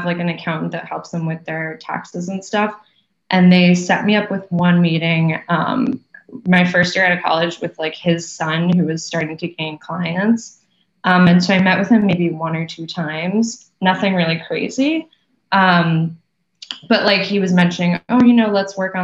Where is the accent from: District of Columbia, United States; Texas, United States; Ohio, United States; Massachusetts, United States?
Massachusetts, United States; Wellesley; moved away as an adult; now in New York City, United States; I'm from Wellesley also. I grew up, I've actually always lived in that town. So my parents still live there in the same house that I was born in.